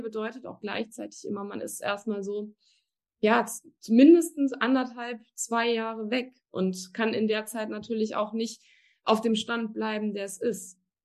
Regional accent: Germany; moved away as an adult; now in Cologne, Germany; Ich komme gebürtig aus der Eifel, also wirklich aus einem ganz kleinen, verschlafenen Ort

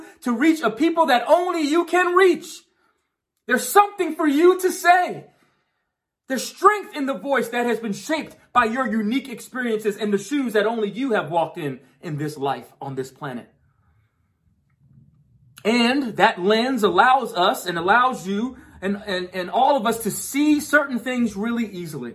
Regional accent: New York, United States; I grew up in New York

